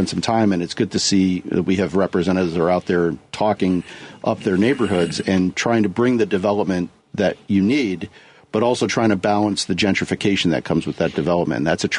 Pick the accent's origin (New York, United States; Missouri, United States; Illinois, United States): Illinois, United States; Chicago; I'm from the Northwest side